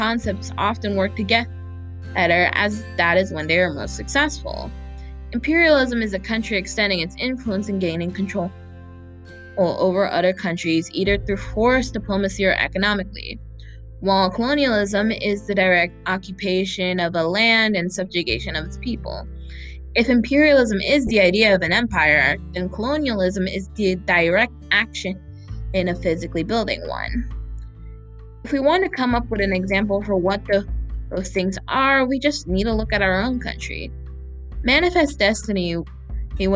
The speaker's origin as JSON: {"language": "English", "country": "United States", "said": "I am a Filipina-American woman"}